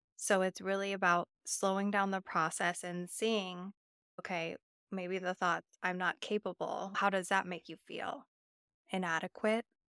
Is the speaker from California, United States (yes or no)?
yes; Napa Valley, California, United States; I grew up in the Napa Valley